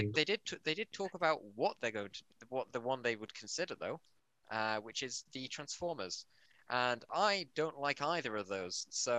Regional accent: United Kingdom; Am I your first British guest? Yes. I'm as British as it gets

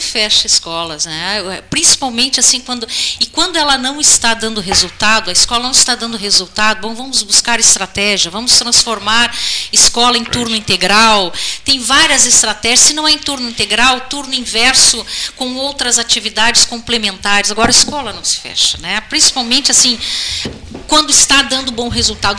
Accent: Gaúcho, Rio Grande do Sul, Brazil; nós somos brasileiros e nós somos gaúchos

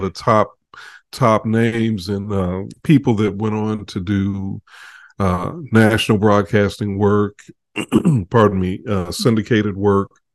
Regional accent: Chicago, Illinois, United States; I grew up in Chicago

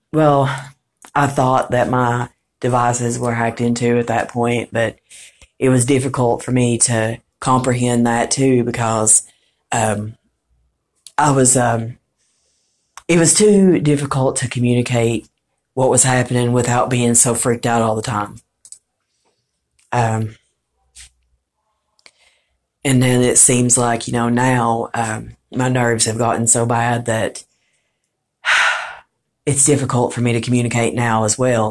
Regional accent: Morristown, Tennessee, United States; I'm from Morristown

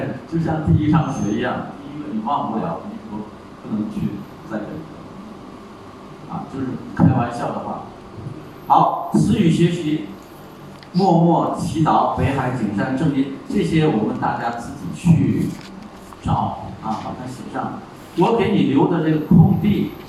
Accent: China; 我们中国人有句话，

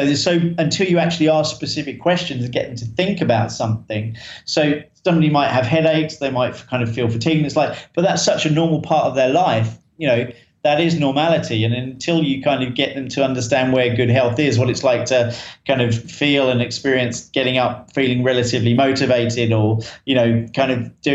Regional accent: Tunbridge Wells, South East England, United Kingdom; I'm from Kent in Tunbridge. Tunbridge in Kent, which is in the UK, sometimes referred to as the Garden of England

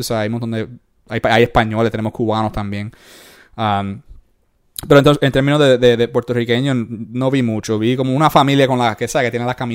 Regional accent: Puerto Rico; moved away; yo soy hombre, un hombre puertorriqueño, hombre latino, yeah. hispanoamericano.

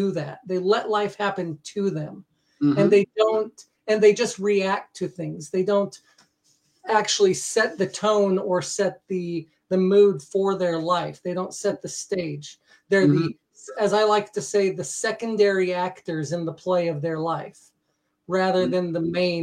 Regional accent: United States; moved away as an adult; now in Norway; I come from the United States.

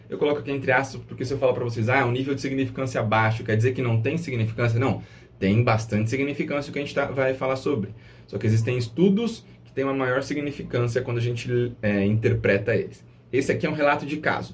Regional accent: Brazil; nós, enquanto brasileiros

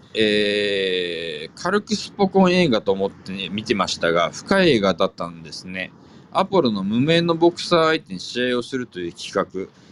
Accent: Fukuoka, Japan; 本当地元福岡のね、

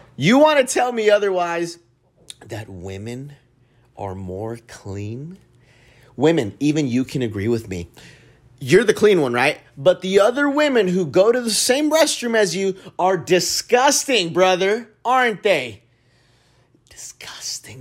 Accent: Dallas, Texas, United States; I grew up in Oak Cliff

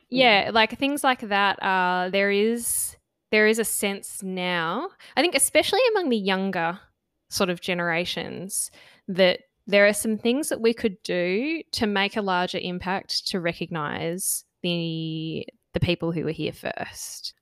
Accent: Australia; first language English; as Australians who you know identify as Australian, lived here all of our lives

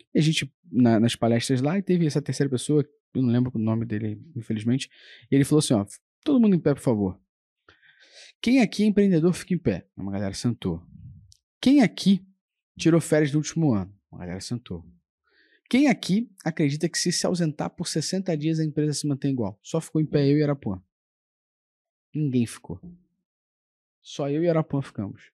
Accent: Rio de Janeiro, Brazil; a gente é carioca

